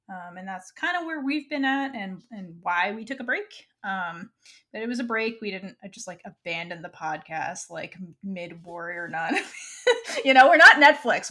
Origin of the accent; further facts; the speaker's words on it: Florida, United States; moved away; also born or lived in New York; home state of Florida. Um, It's not really my home state, but it's where I grew